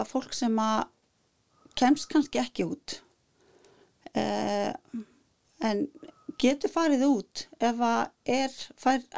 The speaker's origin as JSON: {"language": "Icelandic", "country": "Iceland", "said": "það sést ofti ekki að ég er Íslendingur"}